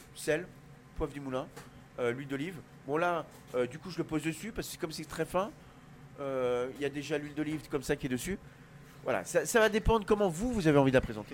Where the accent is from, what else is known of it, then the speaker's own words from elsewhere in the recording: Brittany, France; Je suis breton